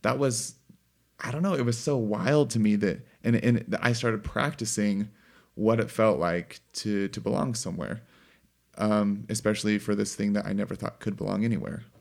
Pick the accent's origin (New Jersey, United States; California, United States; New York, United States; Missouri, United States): Missouri, United States; hunting and growing up in Missouri